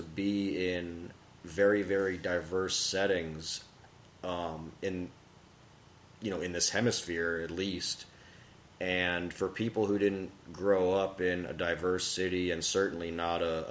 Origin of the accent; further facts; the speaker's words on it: Miami, Florida, United States; my brother and I grew up in South Florida, Miami